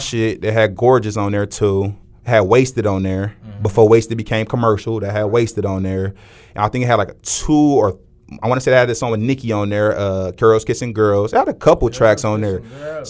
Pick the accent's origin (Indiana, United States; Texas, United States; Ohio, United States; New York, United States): Ohio, United States; Cleveland; we are from Cleveland